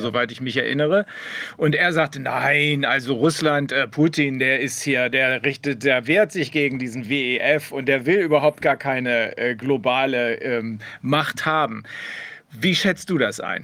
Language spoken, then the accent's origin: German; Germany; bei uns in Deutschland